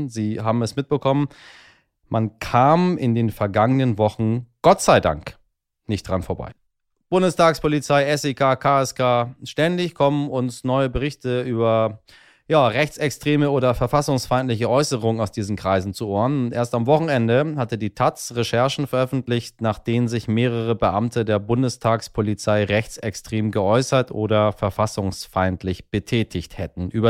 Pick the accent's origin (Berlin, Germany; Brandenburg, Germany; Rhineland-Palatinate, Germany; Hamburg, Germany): Hamburg, Germany; ich sage einfach mal jetzt im Ruhrgebiet und Rheinland, um diese mir als Hamburger fremde Region zusammenzufassen